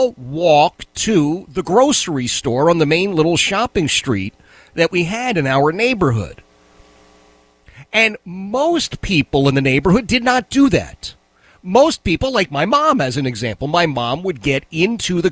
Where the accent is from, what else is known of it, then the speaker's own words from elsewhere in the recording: Philadelphia, Pennsylvania, United States; as we were growing up in Philadelphia